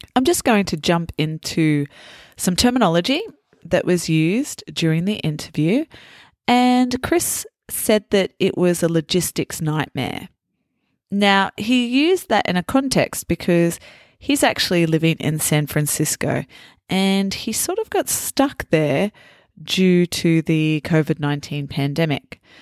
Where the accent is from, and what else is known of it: Australia